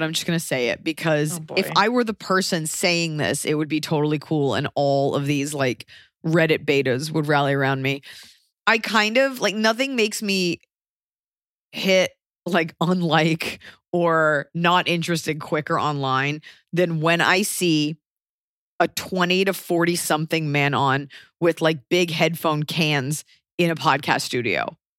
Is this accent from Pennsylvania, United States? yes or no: yes; Philadelphia, Pennsylvania, United States; And so it's just like, we're three friends from Philly.